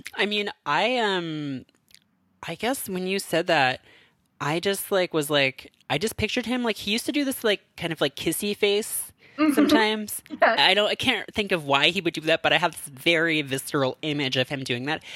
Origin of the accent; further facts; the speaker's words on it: Canada; now in United States; being a Canadian who lives in America